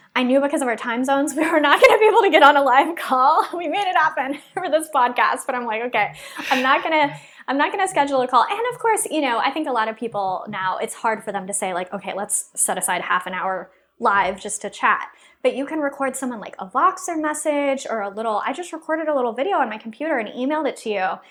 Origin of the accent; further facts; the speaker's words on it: Texas, United States; moved away; also born or lived in Chicago / Los Angeles; I'm originally from Texas